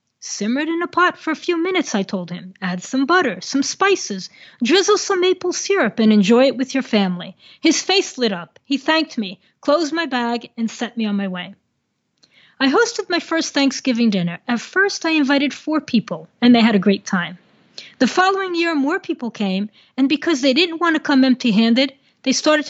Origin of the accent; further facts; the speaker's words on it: New Jersey, United States; moved away as an adult; also born or lived in Colombia; I grew up in New Jersey